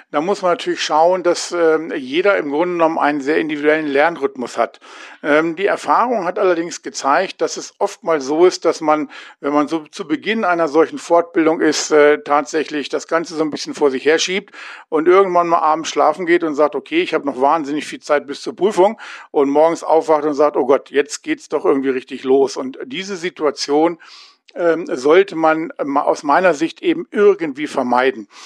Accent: Hanover, Lower Saxony, Germany; Ich komme aus Hannover, bin 58 Jahre alt

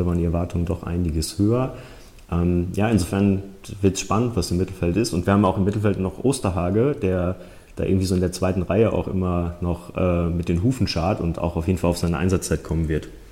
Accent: Bochum, North Rhine-Westphalia, Germany; now in Munich, Germany; ich bin Bochumer durch und durch. In ähm, Bochum geboren, Bochum zur Schule gegangen

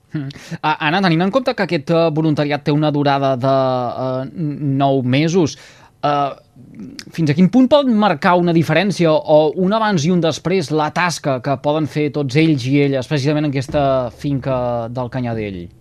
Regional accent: Altafulla, Catalonia, Spain; els que uh, som d'Altafulla

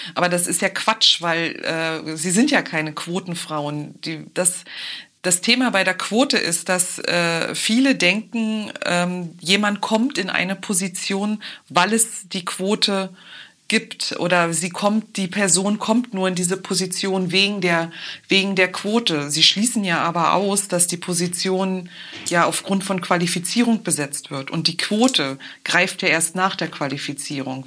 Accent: Brandenburg, Germany; hier bei uns in Brandenburg

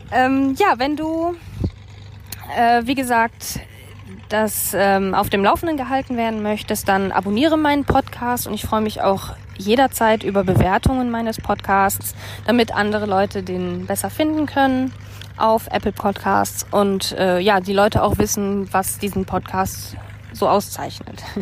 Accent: Germany; dass meine Heimat einfach Deutschland ist und das ist vollkommen in Ordnung.

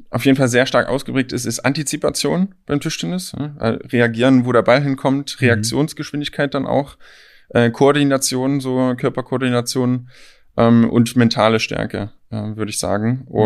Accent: Saxony, Germany; moved away as an adult; now in Berlin, Germany; Die meisten sagen, man hört es nicht, wenn ich dann sage, ich komme aus Sachsen.

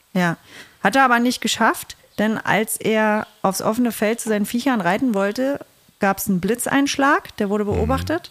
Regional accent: Saxony-Anhalt, Germany; Ich bin ja aus Sachsen-Anhalt.

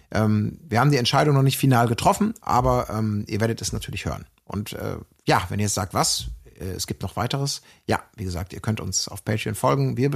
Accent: Germany; ich komme ja aus Deutschland.

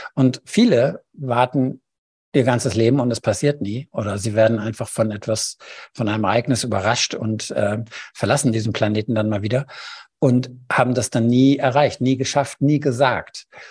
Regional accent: Germany; bei uns in Deutschland

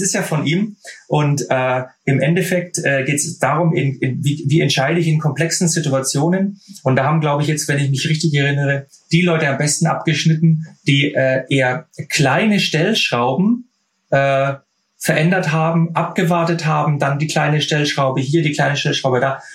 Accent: Germany; bei uns in Deutschland

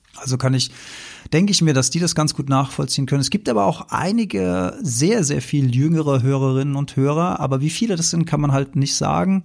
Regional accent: Mainz, Rhineland-Palatinate, Germany; bin ich ja hier Mainzer

